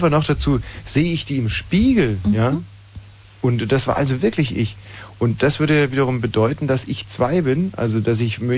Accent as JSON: {"language": "German", "region": "Bavaria", "country": "Germany", "tie": "born or raised there", "said": "Und ich bin mit Pink äh, am Ammersee, an meiner alten Heimat."}